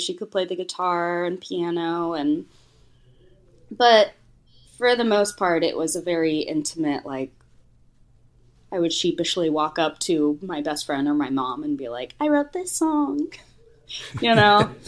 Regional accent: Houston, Texas, United States; moved away as an adult; also born or lived in Boone, North Carolina / New York City; Growing up in Houston, there was no music scene for us to be a part

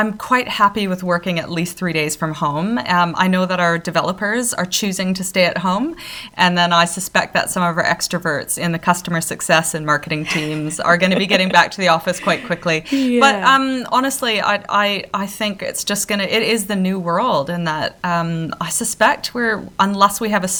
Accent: Canada; I'm Canadian.

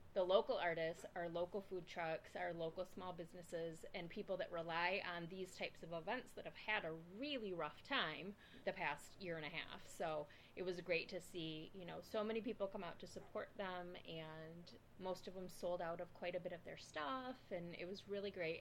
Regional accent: Lansing, Michigan, United States; accent: Michigan; I grew up in Lansing.

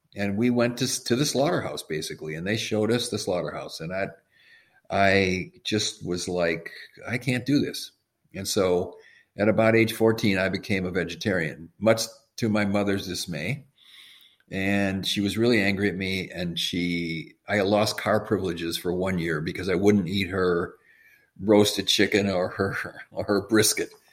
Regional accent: Madison, Wisconsin, United States; I grew up in Madison, Wisconsin.

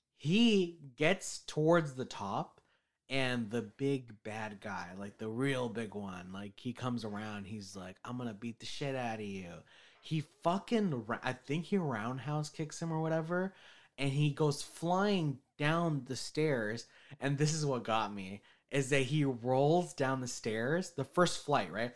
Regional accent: United States; I'm American

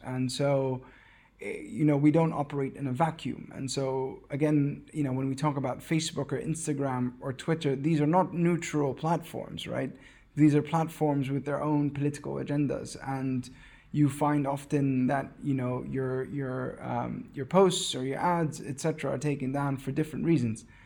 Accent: West Bank, Palestine; I grew up in the West Bank, I've never been to Gaza

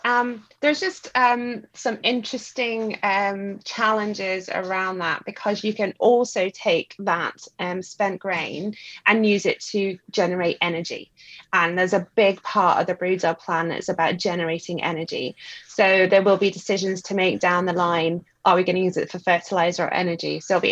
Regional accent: Scotland, United Kingdom; I'm Scottish.

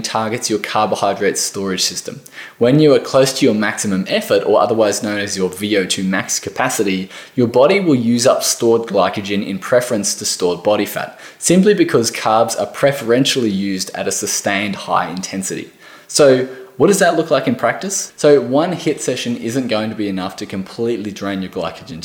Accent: Australia; I am from Australia

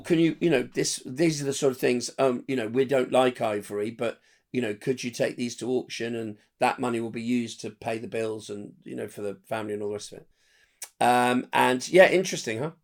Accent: Windsor, South East England, United Kingdom; I'm from near London in Windsor

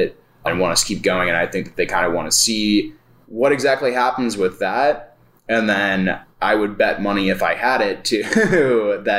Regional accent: St. Louis, Missouri, United States; Both of us born and raised here

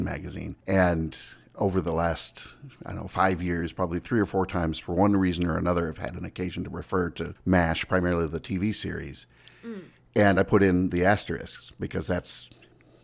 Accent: Seattle, Washington, United States; I grew up outside of Seattle on a private airstrip

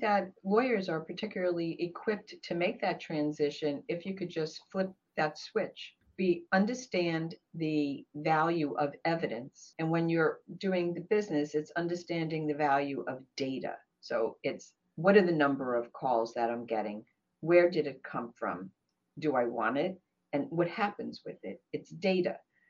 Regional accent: Brooklyn, New York, United States; now in Maryland, United States; Sure. I came here from Brooklyn, actually. I'm in Maryland.

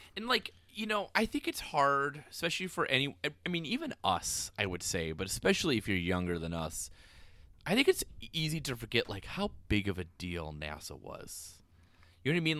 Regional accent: Spooner, Wisconsin, United States; I was from Spooner. There was no diversity

